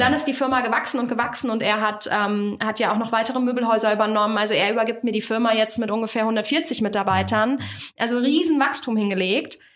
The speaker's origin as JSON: {"language": "German", "town": "Kassel", "region": "Hesse", "country": "Germany", "said": "Ich komme aus dem schönen Kassel, also aus dem Herzen Deutschlands"}